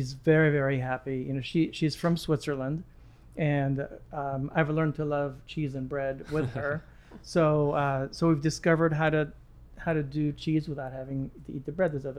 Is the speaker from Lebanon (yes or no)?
yes; Lebanon; moved away; also born or lived in Egypt; I was born in Egypt, raised in Lebanon